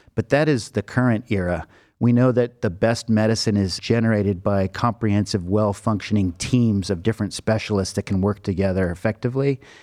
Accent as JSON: {"language": "English", "town": "Los Angeles", "region": "California", "country": "United States", "tie": "born or raised there", "moved": "as an adult", "lives_now": "Cleveland, United States", "said": "I grew up in Los Angeles."}